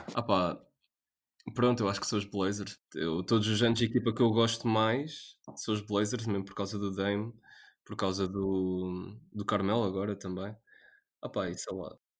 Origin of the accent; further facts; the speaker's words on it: Portugal; Nós somos portugueses